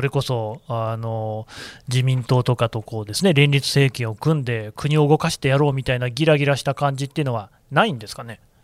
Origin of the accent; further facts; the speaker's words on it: Nagoya, Aichi, Japan; 名古屋の出身